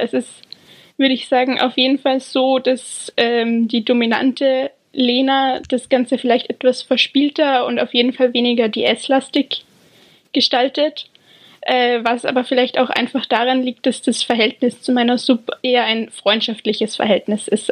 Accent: Austria; moved away as an adult; now in England, United Kingdom; ich bin ursprünglich aus Österreich man hört es vermutlich

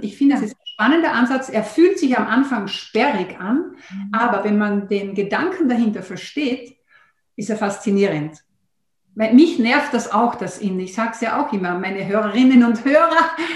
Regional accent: Austria; bei uns in Österreich

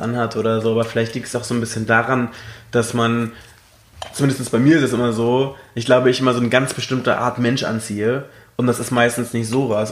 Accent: Berlin, Germany; ich bin aus Deutschland. Und woher? Berlin

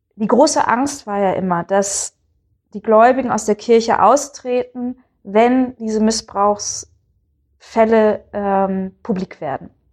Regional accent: Bremen, Germany; ich komme aus Bremen. Das ist eine Gegend, die jetzt nicht übermäßig katholisch ist. Also meine Familie war da, äh, gehörte da zu den ersten katholischen Familien der Stadt

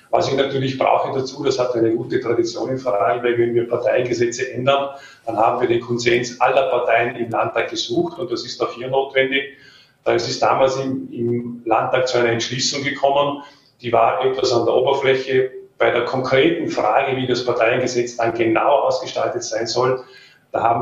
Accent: Vorarlberg, Austria; Ich habe gesagt, äh, ich bin Vorarlberger ich möchte für dieses Land arbeiten, vor allem weil es das schönste Bundesland, hat eine, einen besonderen Menschenschlag und ich weiß, wo mein Platz ist, nämlich hier in Lande.

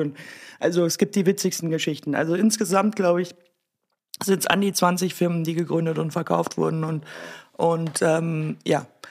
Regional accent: Germany; now in Austria; ich mich als Deutsche

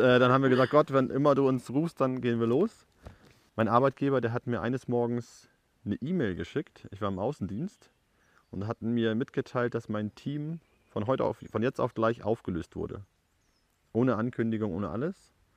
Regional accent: Germany; moved away as an adult; now in Paraguay

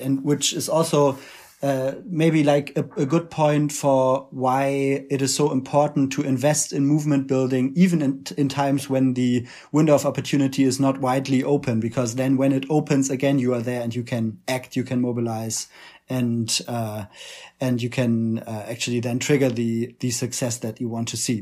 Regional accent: Germany; accent: German; English is a second language; as you can tell from our accents, we're both activists from Germany

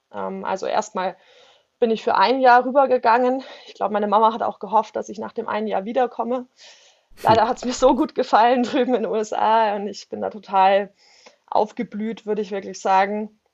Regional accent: a village south of Munich, towards Garmisch, Bavaria, Germany; ich bin tatsächlich ähm, in einem Dorf aufgewachsen, ähm, südlich von München, ähm, eigentlich in den Bergen direkt, ähm, also eher so die Garmischer Richtung runter.

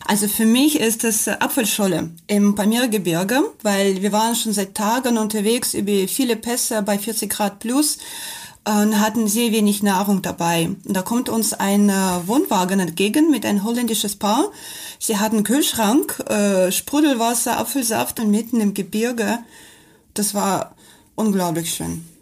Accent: Kamchatka Krai, Russia; German is a second language; moved away as an adult; bin in Kamtschatka aufgewachsen und ich habe schon als Kind äh, Vulkanausbrüche gesehen

